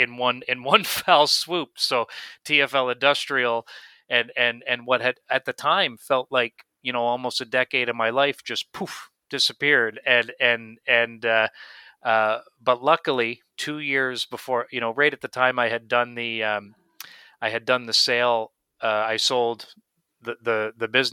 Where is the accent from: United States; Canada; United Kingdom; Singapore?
Canada; Miramichi, New Brunswick; also born or lived in Fort McMurray; I grew up in Miramichi, New Brunswick